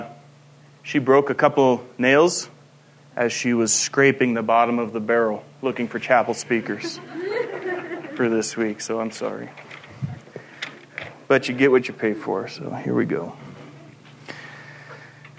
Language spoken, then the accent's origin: English; Stevensville, Montana, United States; moved away as an adult; also born or lived in Chester, Montana / Fort Benton, Montana / Missoula, Montana / Hampton, Virginia; where I lived, that's what I refer to as my home in terms of my upbringing. I'm from the Bitterroot.